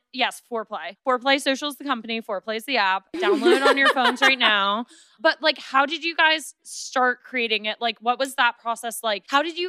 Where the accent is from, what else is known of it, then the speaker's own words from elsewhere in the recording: New York City, New York, United States; I'm from the Upper West Side. I know what all my Yiddish shit is.